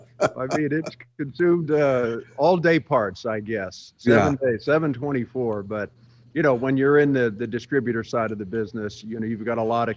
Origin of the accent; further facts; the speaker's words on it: England, United Kingdom; born there; But I was born in England, outside of the military base that my father was stationed at. In fact, my brother and I were both born in England.